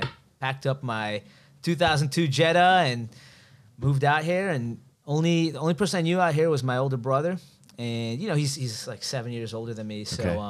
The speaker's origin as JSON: {"language": "English", "town": "Skokie", "region": "Illinois", "country": "United States", "tie": "born or raised there", "moved": "as an adult", "lives_now": "Los Angeles, United States", "said": "Born and raised Chicago."}